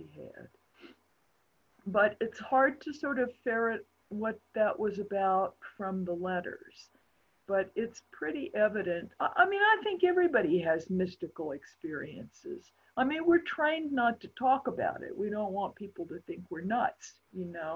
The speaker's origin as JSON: {"language": "English", "region": "Appalachia", "country": "United States", "said": "I'm an Appalachian isolate"}